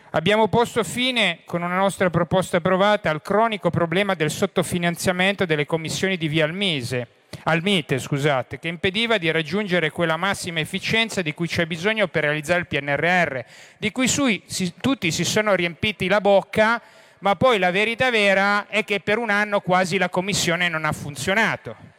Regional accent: Genoa, Liguria, Italy; da genovese

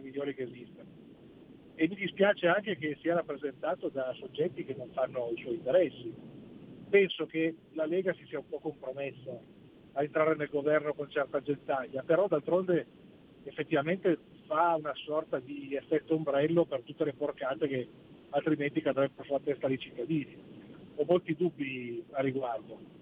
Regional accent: Algeria; now in Italy; da algerino

